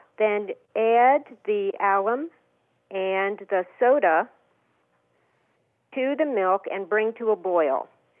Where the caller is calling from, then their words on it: Rochester, Minnesota, United States; Rochester, Minnesota.